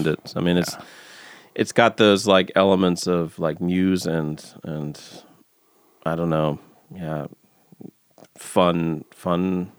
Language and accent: English; Texas, United States; Back when I was growing up in Texas, there was a radio station that had, like, I think it was Friday nights.